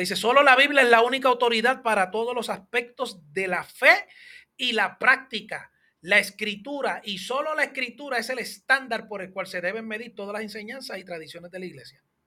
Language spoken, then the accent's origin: Spanish; Hatillo, Puerto Rico; yo soy de Adillo.